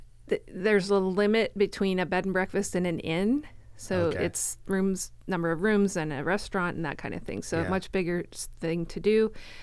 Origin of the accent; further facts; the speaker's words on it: Florida, United States; also born or lived in Colorado; now in Canby, United States; I am originally from Colorado. Okay. I grew up in Florida.